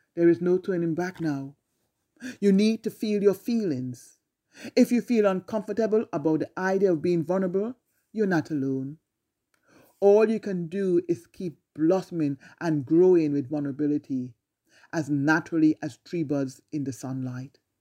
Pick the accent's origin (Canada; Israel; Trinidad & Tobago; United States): Trinidad & Tobago; growing up in Trinidad